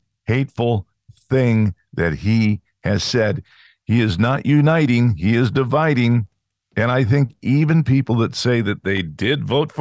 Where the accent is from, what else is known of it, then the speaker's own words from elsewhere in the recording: California, United States; I grew up in California